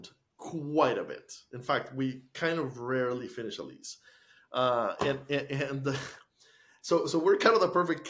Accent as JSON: {"language": "English", "country": "Costa Rica", "tie": "born or raised there", "moved": "as an adult", "lives_now": "United States", "said": "Because I grew up in Costa Rica, I had to get used to Fahrenheit when I went to college and stayed in the States."}